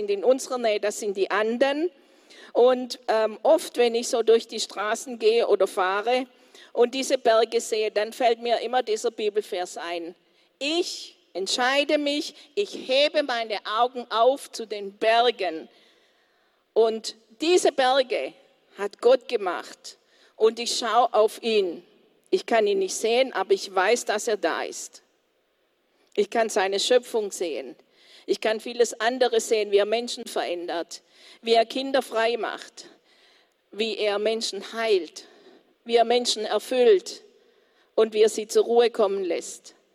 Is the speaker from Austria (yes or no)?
no; Colombia; German is a second language; Also bei uns in Kolumbien haben wir ganz stürmische.